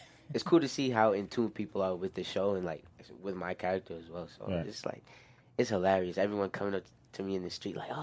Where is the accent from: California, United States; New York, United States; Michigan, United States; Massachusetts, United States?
New York, United States; I'm from New York.